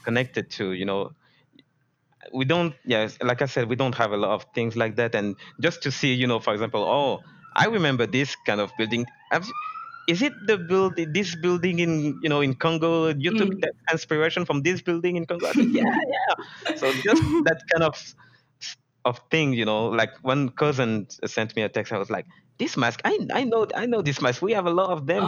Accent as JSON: {"language": "English", "country": "France", "tie": "born or raised there", "said": "I grew up in France"}